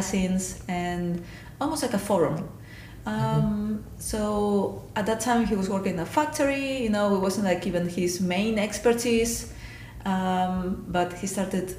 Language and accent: English; Spain; moved away; I'm from Spain originally